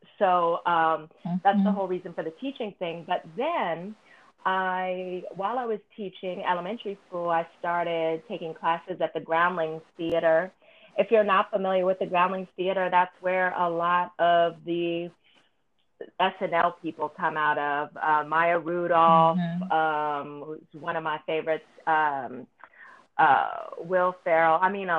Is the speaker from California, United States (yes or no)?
yes; California, United States; So I grew up in Northern California, Southern California. Northern California, all my friends were white or, you know, or other multicultural.